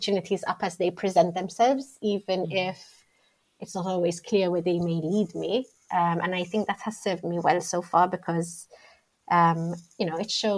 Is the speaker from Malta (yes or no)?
yes; Malta; moved away as an adult; also born or lived in Rome, Italy; now in London, United Kingdom; I grew up in Malta.